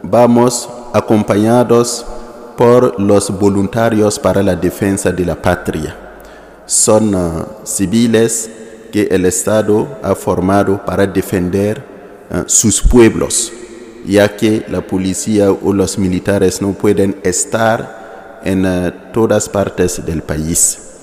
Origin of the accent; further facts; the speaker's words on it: Ouahigouya, Nord, Burkina Faso; Spanish is a second language; vengo de la diócesis de Wayugia, Wayugia que está en el norte de Burkina, en el norte, al lado de Mali